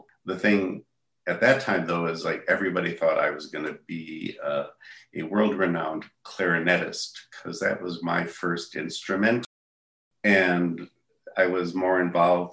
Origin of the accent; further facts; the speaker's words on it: Port Washington, Wisconsin, United States; I was born and raised in Port Washington, Wisconsin